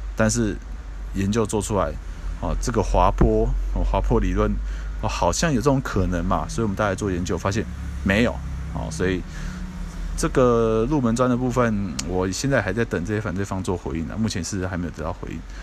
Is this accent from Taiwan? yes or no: yes; Taiwan; 我们台湾这边